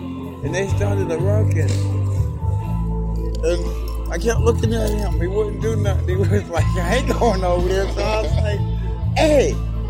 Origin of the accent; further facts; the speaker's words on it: Fairmont, West Virginia, United States; we're growing up in Fairmont. We got Homeland Security.